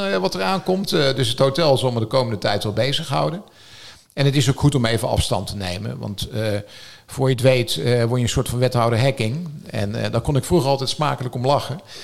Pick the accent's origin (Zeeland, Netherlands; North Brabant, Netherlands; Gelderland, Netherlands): North Brabant, Netherlands; now in Noordwijk, Netherlands; Als Brabander